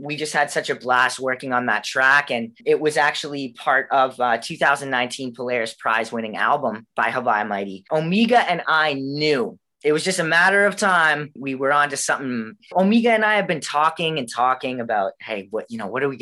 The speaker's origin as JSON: {"language": "English", "country": "Canada", "tie": "born or raised there", "said": "I was born and raised in Canada, and that's kind of all I know"}